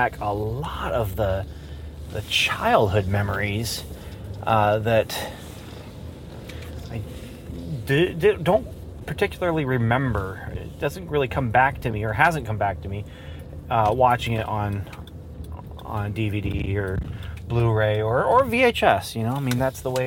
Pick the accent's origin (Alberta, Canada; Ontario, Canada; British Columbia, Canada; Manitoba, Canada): Ontario, Canada; growing up in Canada